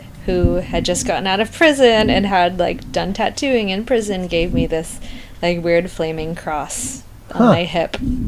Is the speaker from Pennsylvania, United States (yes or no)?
no; Taos, New Mexico, United States; So I call it Southwestern Honky Tonk because I'm from New Mexico.